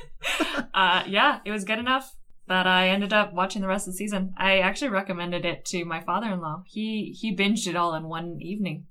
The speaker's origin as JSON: {"language": "English", "country": "United States", "said": "as an American"}